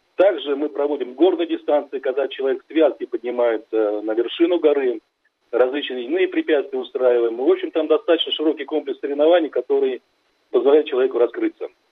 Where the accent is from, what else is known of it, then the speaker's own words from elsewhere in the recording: Ufa, Bashkortostan, Russia; я родился в Уфе, в промышленном районе